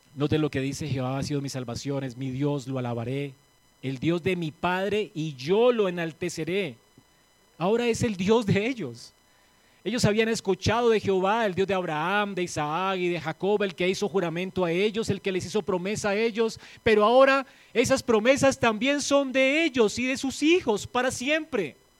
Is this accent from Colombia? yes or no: yes; Colombia; aquí en Colombia